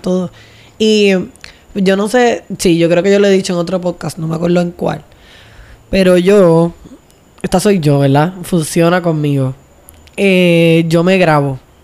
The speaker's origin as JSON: {"language": "Spanish", "town": "Vieques", "country": "Puerto Rico", "tie": "born or raised there", "also_born_or_lived": "Luquillo / Río Piedras", "said": "criada en Luquillo, luego criada otra vez desde la juventud más o menos, ustedes saben ya, eh, en Vieques"}